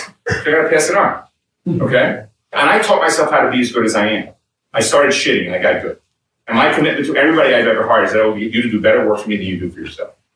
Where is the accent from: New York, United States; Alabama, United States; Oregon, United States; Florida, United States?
New York, United States; New York City; When I grew up, I grew up in New York City, I grew up in Brooklyn